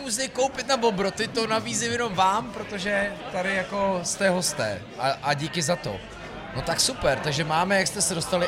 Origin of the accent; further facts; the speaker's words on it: Citoliby, Ústí nad Labem Region, Czechia; já říkám, že z Loun, ale já jsem z Citolip u Loun